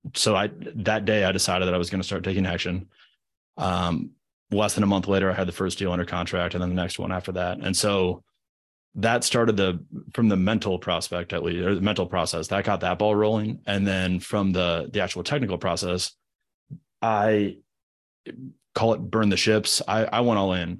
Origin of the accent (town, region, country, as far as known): Midwest, United States; born or raised there; moved away as an adult; now in Charlotte, United States